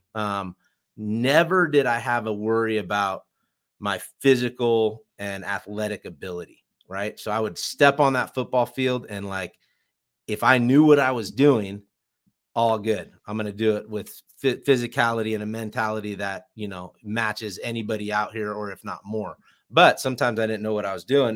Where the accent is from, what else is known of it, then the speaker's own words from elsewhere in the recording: California, United States; moved away; also born or lived in Boise; I grew up in California